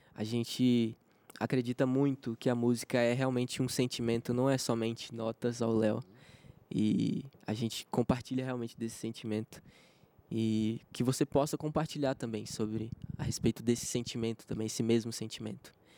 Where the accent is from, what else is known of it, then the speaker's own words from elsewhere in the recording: Espírito Santo, Brazil; also born or lived in Minas Gerais; eu nasci em Minas, Minas. morei até os, até os sete anos ah. e depois fui para o Espírito Santo